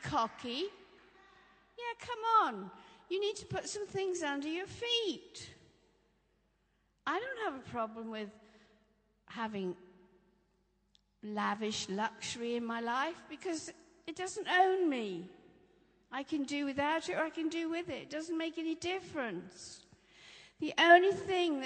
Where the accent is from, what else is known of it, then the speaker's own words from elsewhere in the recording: Norfolk, East of England, United Kingdom; I grew up in Norfolk